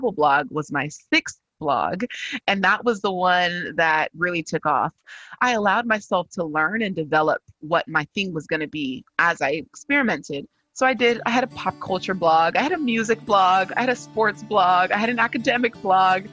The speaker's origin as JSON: {"language": "English", "region": "California", "country": "United States", "tie": "born or raised there", "said": "I am a daughter of two Nigerian immigrant parents, but I was born and raised in California"}